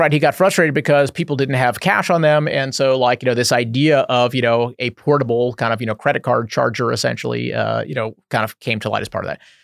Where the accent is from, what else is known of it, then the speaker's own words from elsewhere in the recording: Houston, Texas, United States; moved away as an adult; now in Bay Area, United States; I grew up in Houston